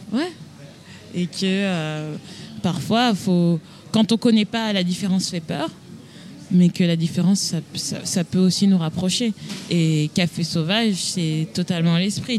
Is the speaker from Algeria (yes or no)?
no; Paris, Île-de-France, France; moved away as an adult; now in Boston, United States; Je viens d'une euh, banlieue, je viens de Paris